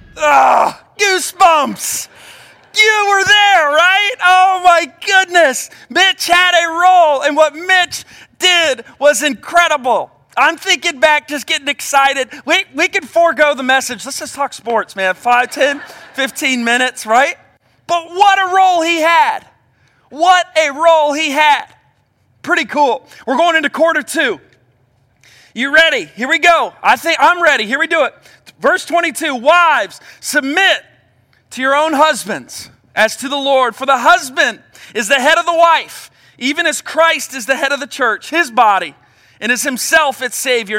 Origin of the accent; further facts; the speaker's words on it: Cincinnati, Ohio, United States; I grew up in Cincinnati